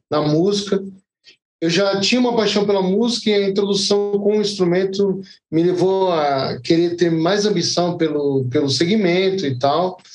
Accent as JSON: {"language": "Portuguese", "town": "Guarulhos", "region": "São Paulo", "country": "Brazil", "tie": "born or raised there", "said": "eu nasci e criado em Guarulhos, também afetou a gente, principalmente nos bairros periféricos ali."}